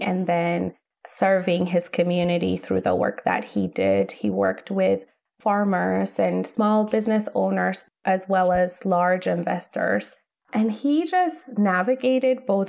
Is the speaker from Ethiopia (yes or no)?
yes; Ethiopia; moved away as an adult; now in United States; I grew up in Ethiopia. I am from Ethiopia